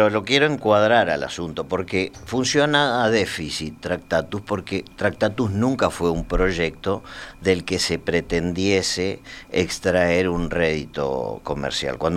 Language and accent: Spanish; Argentina; also born or lived in Spain / Uruguay; Yo soy más que argentino, soy argentino, español y uruguayo, porque he